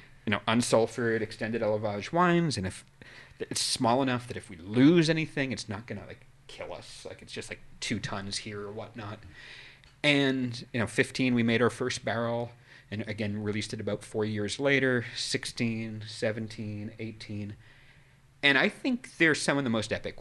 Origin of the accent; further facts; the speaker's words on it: New England, United States; moved away; I grew up in New England.